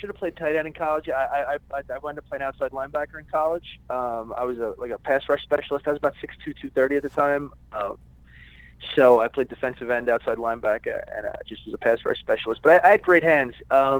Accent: New York City, New York, United States; moved away as an adult; now in Los Angeles, United States; I'm from Brooklyn, New York. And I moved out to Los Angeles when I was 21 years old, and I've been here ever since. Yeah, grew up in New York, a little middle-class neighborhood.

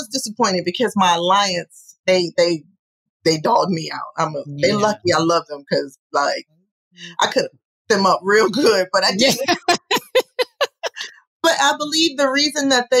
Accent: New York City, New York, United States; I'm from New York.

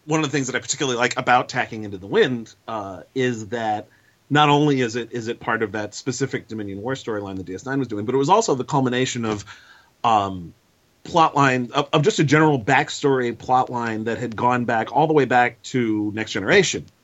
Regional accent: New York City, New York, United States; I grew up in New York City, still live here

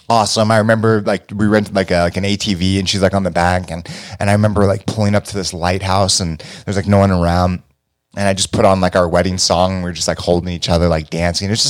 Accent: Cleveland, Ohio, United States; Well, it all starts in a small town called Cleveland, Ohio.

